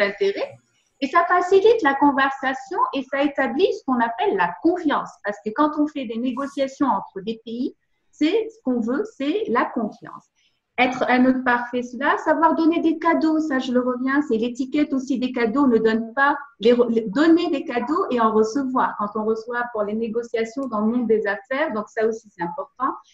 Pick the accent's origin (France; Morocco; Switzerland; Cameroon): Morocco; Tangier, Tanger-Tetouan-Al Hoceima; Je suis née au Maroc, plus précisément à Tanger